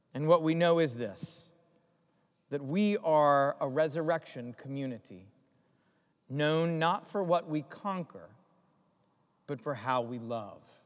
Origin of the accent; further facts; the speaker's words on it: Greensboro, North Carolina, United States; moved away; my hometown in Greensboro, North Carolina